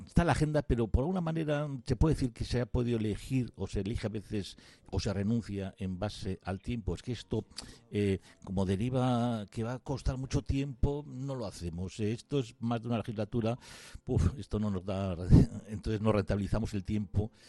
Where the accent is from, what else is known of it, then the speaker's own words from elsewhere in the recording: Basque Country, Spain; yo soy cerca de Arnica pero bueno, de Arratia